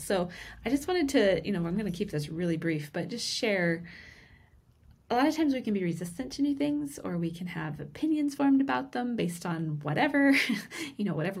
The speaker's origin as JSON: {"language": "English", "region": "Vermont", "country": "United States", "tie": "born or raised there", "moved": "yes", "said": "today I am joining you from Vermont, where I grew up"}